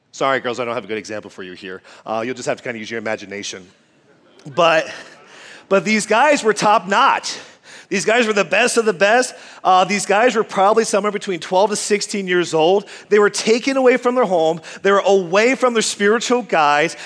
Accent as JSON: {"language": "English", "region": "Quebec", "country": "Canada", "tie": "born or raised there", "also_born_or_lived": "United States", "moved": "yes", "said": "I grew up in a foreign place called Quebec, Canada"}